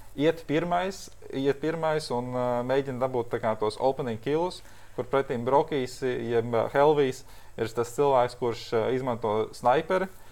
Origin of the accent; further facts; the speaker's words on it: Latvia; mēs esam pieci latvieši